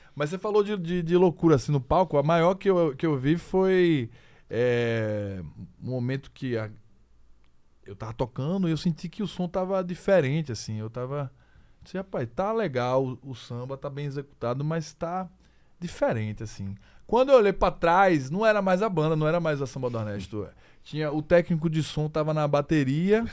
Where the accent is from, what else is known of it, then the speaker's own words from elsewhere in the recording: Aracaju, Sergipe, Brazil; a gente é de Aracaju, a gente é de Sergipe, a gente é do Nordeste